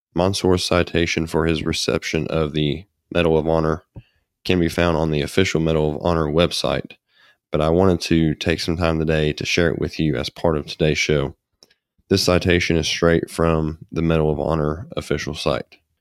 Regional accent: United States; us as American citizens

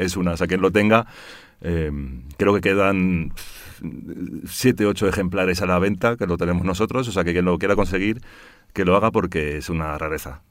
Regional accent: Brussels, Brussels-Capital Region, Belgium; moved away as an adult; now in Spain; padre holandés, pero nací en Bruselas y de madre malagueña, de madre ah, española.

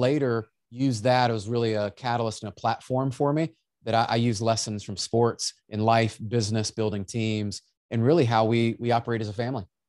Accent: Memphis, Tennessee, United States; I was born in Memphis

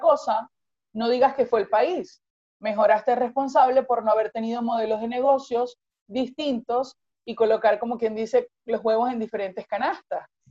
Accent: Venezuela; yo soy venezolana

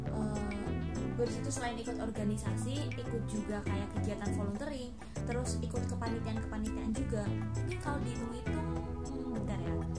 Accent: Cilacap, Central Java, Indonesia; moved away as an adult; now in Yogyakarta, Indonesia; gue asalnya nih dari Cilacap

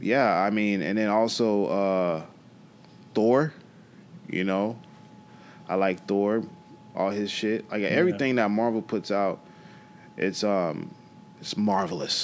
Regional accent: Florida, United States; I'm from Florida

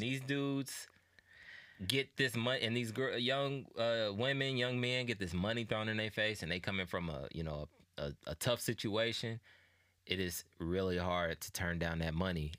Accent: Indianapolis, Indiana, United States; I'm from Indianapolis, right? We both are.

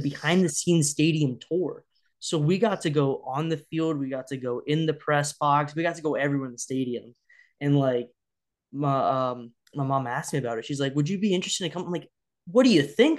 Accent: Cincinnati, Ohio, United States; I grew up in the Cincinnati area

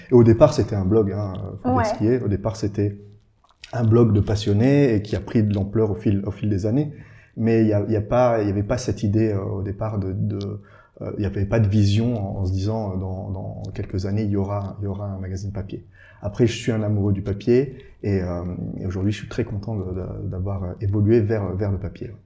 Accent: Briey area, eastern France, Grand Est, France; now in Luxembourg; je suis originaire du, de, côté de Brié

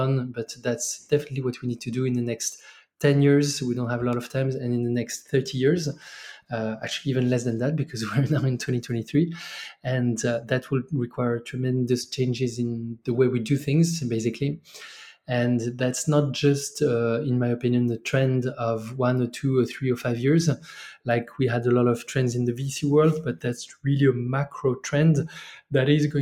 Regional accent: France; moved away as an adult; also born or lived in Mexico / China / Cape Town, South Africa; I'm originally from France.

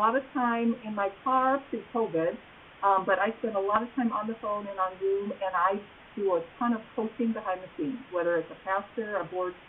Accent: Dubuque, Iowa, United States; also born or lived in Luxemburg, Iowa; I live in a small town north of Dyersville. I'm originally from Dubuque, and so I went to Resurrection Elementary School in Dubuque. And I'm a graduate of Wallert High School

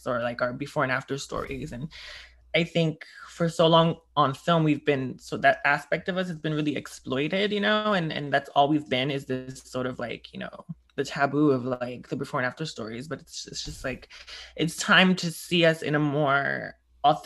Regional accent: New York, United States; as a New Yorker

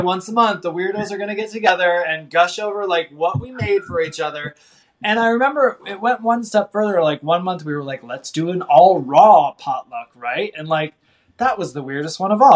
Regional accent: Midwest, United States; I grew up in the Midwest

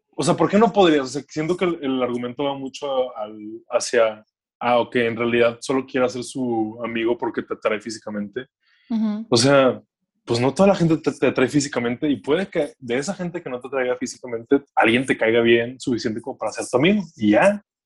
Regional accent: Monterrey, Nuevo León, Mexico; soy de Monterrey

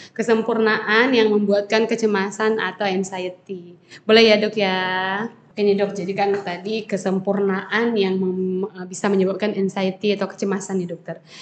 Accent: Surabaya, East Java, Indonesia; Saya dari Surabaya.

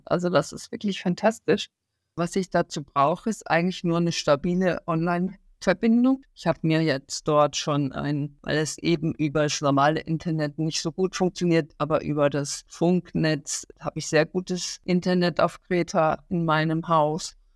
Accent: Hamburg, Germany; ich bin ja auch aus Hamburg

